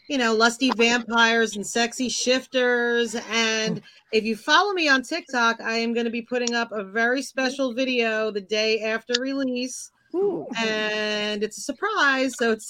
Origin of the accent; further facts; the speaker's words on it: New Jersey, United States; I'm a paranormal romance and urban fantasy writer. I'm from New Jersey, so New Jersey actually features a lot in my books.